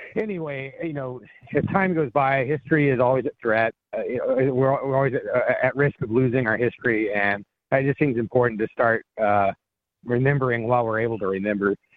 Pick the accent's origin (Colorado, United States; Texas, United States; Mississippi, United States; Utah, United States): Colorado, United States; moved away as an adult; now in New Hampshire, United States; I grew up in Colorado